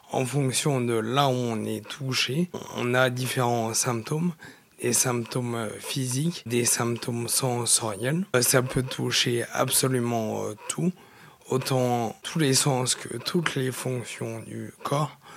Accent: Saint-Romain-de-Jalionas, Auvergne-Rhône-Alpes, France; je suis originaire du Nord-Isère, une petite commune qui s'appelle Saint-Romain de Chalionas, à côté de Crémieux. J'ai grandi là en Nord-Isère, entre euh, l'Isère et Lyon

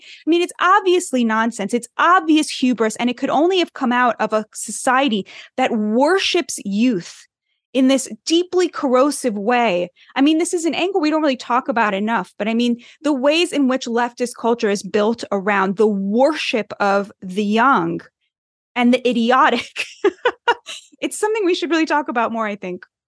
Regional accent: United States; I'm too American

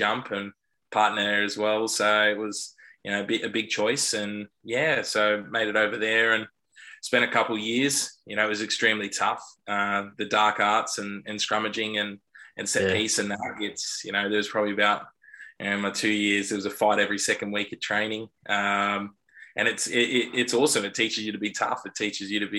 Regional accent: Sydney, New South Wales, Australia; I was born in Sydney, raised in the inner west.

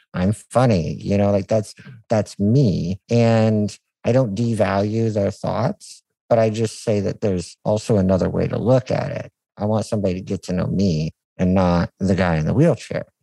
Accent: United States; being an American

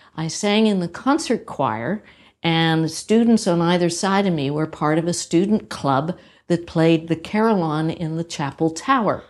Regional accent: Pittsburgh, Pennsylvania, United States; also born or lived in Hartford, Connecticut; now in Ottawa, Canada; I grew up in Pittsburgh, Pennsylvania

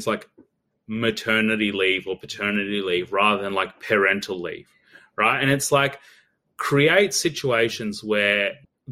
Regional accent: Australia; growing up in Australia, although I come from like a migrant background

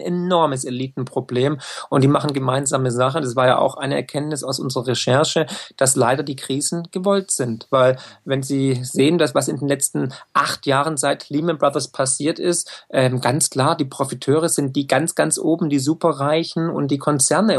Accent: Swabia, Germany; ich bin Schwabe, ich, ich komme aus dem Land der Häuslebauer

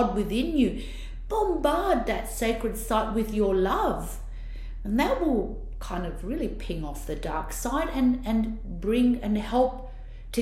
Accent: Italy; accent: Italian; now in Australia; my Italian accent's so bad

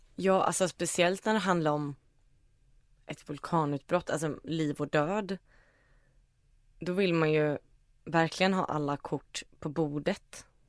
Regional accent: Iceland; moved away; jag är ju från Island

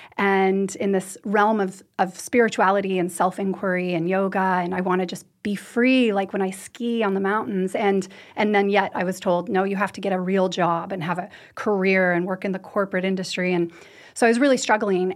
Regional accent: United States; also born or lived in Western U.S. ski towns; now in Norway; I'm American. I, I grew up in the U.S.

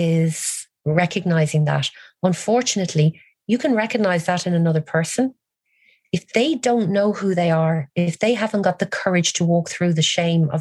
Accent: Ireland; as an Irish woman

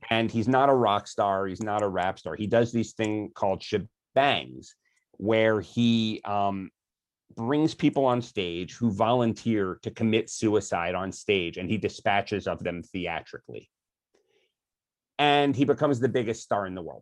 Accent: Philadelphia, Pennsylvania, United States; I grew up in Philadelphia, and every summer we'd go to the Jersey Shore near Atlantic City

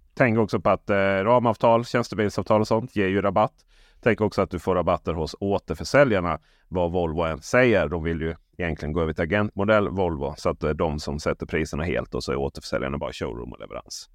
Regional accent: Blekinge, Sweden; Jag är ju från Blekinge

